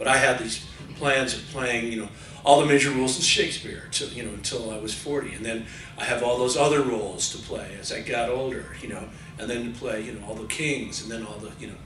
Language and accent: English; Connecticut, United States; moved away as an adult; also born or lived in Philadelphia, Pennsylvania / London, United Kingdom; I grew up in Connecticut, had a great, you know, doing the musicals in high school